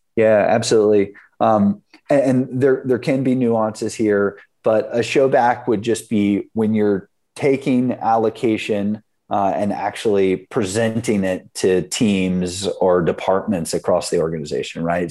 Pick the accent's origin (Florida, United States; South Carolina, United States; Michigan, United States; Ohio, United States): South Carolina, United States; moved away as an adult; now in San Francisco, United States; I grew up in South Carolina